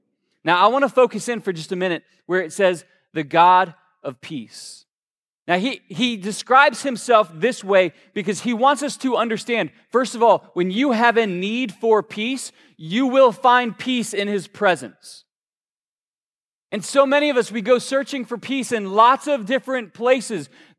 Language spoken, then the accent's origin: English; Georgia, United States; in the good Southern Baptist preacher voice that I grew up around in Georgia, they like to end their statements with, so just kind of go with this.